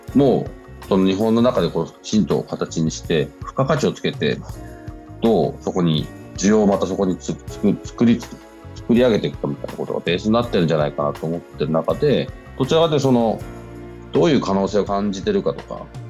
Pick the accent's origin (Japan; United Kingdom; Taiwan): United Kingdom; London; 本当に僕ずっとロンドンで育ったんで、今もロンドンいますけど